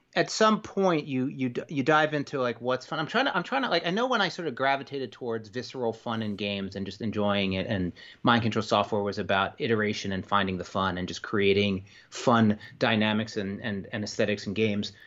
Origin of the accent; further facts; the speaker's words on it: New York, United States; moved away; I'm from New York originally.